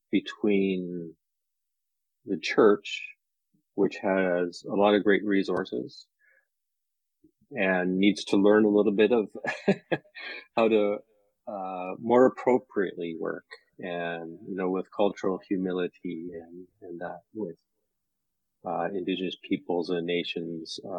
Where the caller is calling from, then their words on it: Canada; I'm coming in from Canada, but also, you know, our people never had those borders.